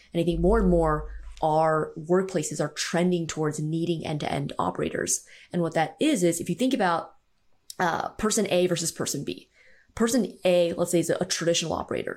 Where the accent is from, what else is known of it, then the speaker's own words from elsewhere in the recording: San Francisco Bay Area, California, United States; I grew up in the San Francisco Bay Area, about forty-five minutes outside of the city